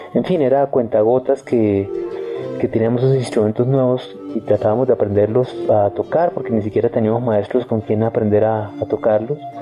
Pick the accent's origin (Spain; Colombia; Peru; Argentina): Colombia; éramos colombianos